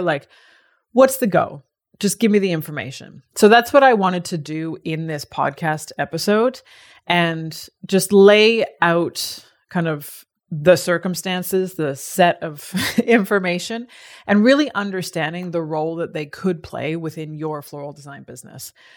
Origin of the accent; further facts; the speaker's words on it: Canada; now in Australia; as a Canadian